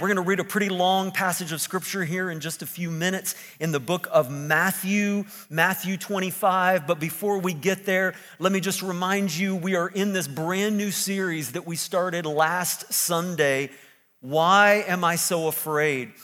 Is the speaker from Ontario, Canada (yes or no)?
no; Sussex, New Brunswick, Canada; also born or lived in Lansing, Michigan; now in Moncton, Canada; I was born here in New Brunswick, here in Sussex, a little cow town down the road from Moncton.